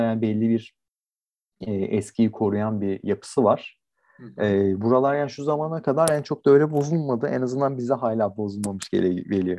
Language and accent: Turkish; Istanbul, Turkey